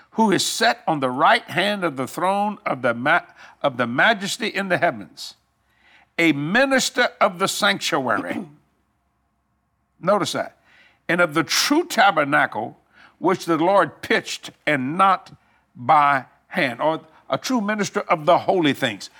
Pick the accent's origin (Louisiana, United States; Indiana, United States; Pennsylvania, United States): Louisiana, United States; New Orleans; also born or lived in Houma, Louisiana; I was raised in New Orleans and on the West Bank of New Orleans